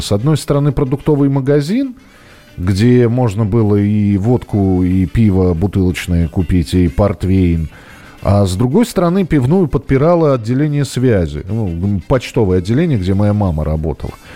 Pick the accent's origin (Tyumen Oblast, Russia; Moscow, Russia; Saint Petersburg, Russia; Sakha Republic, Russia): Moscow, Russia; родной для себя, м, Бескудниковский бульвар, там, где я вырос, в Москве.